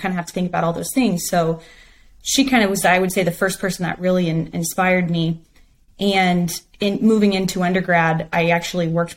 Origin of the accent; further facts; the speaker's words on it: Hill Country, Central Texas, United States; I am a Texas girl through and through. I grew up in Central Texas in kind of what they call the Hill Country area